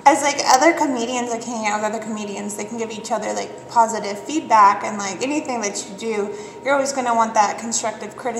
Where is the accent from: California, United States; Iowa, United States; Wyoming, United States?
Wyoming, United States; Cheyenne; growing up in Cheyenne